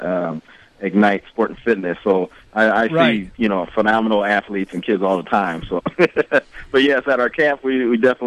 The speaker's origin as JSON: {"language": "English", "town": "Bettendorf", "region": "Iowa", "country": "United States", "tie": "born or raised there", "said": "I'm from City of Champions, Bettendorf."}